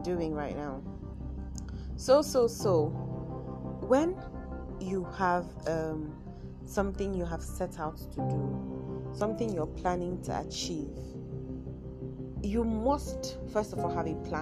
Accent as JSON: {"language": "English", "town": "Kaduna", "region": "Kaduna State", "country": "Nigeria", "accent": "Nigerian, Kaduna", "said": "My Nigerian accent, I mean my Kaduna accent comes in once in a while"}